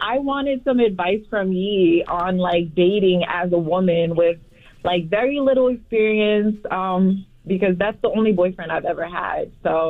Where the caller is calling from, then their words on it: Elizabeth, New Jersey, United States; Elizabeth, New Jersey.